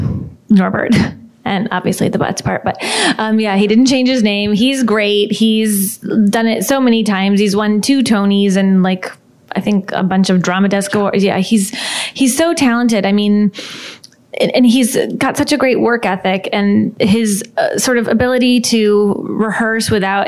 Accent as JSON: {"language": "English", "region": "Midwest", "country": "United States", "said": "she's from the Upper East Side of New York, and I am not. I'm from the Midwest"}